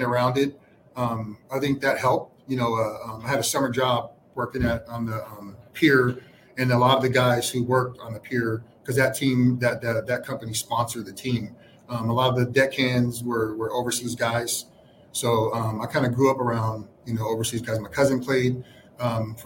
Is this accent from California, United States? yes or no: yes; San Francisco, California, United States; I'm from San Francisco, and so my uncle coached in the Pro-Am in San Francisco